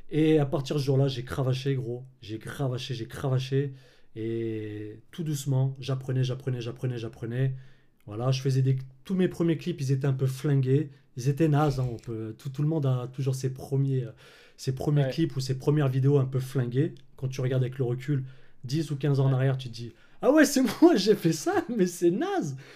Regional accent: Clermont-Ferrand, Auvergne-Rhône-Alpes, France; Alors moi, là-bas, je suis de, bah, de Clermont-Ferrand.

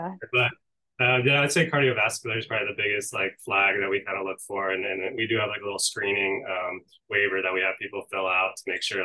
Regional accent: Palm Bay, Florida, United States; So I moved to Florida when I was 2, specifically to Palm Bay. So I grew up here in Brevard County

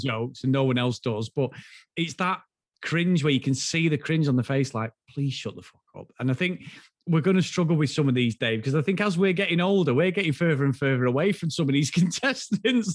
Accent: the north of England, United Kingdom; from the north, but we're not Newcastle

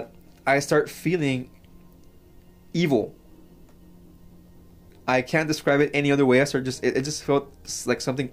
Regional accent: Mexico; now in United States; I grew up in Mexico

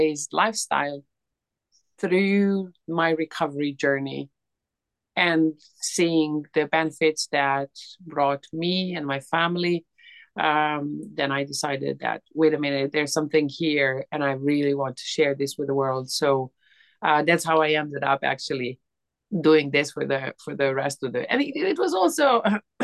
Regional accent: Serbia; moved away as an adult; now in United Kingdom; I'm originally Serbian

